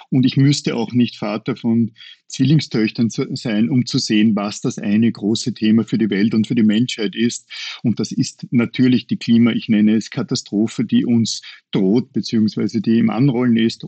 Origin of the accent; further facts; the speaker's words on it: Upper Austria, Austria; Als Oberösterreicher